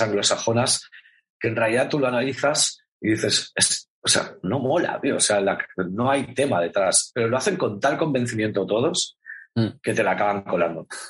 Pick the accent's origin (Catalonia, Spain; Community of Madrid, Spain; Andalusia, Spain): Catalonia, Spain; esto soy muy catalán